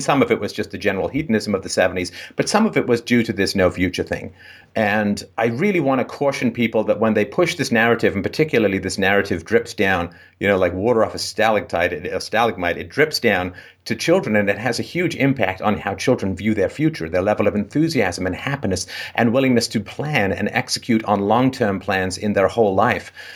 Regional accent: England, United Kingdom; I grew up in England in the, I was born in the late sixties

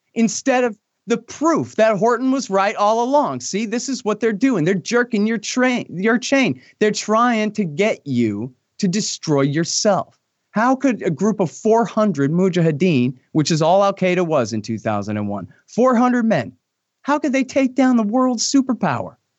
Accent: Texas, United States; I'm a Texan

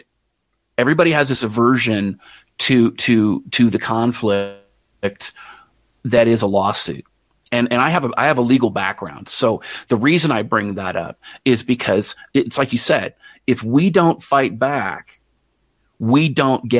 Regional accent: United States; me as an American

